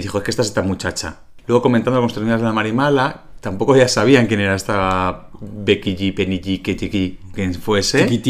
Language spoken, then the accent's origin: Spanish; Calahorra, La Rioja, Spain